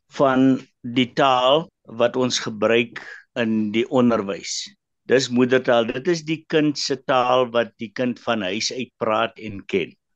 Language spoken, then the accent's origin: Afrikaans; Karoo, South Africa; first language Afrikaans; moved away; also born or lived in Western Cape; Ek het in die Karoo groot geword, jy weet waar die enigste Engelse woord te stop by die stopstraat.